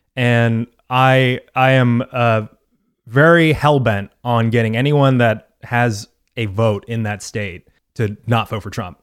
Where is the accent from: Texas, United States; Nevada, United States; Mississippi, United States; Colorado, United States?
Texas, United States; I'm from Texas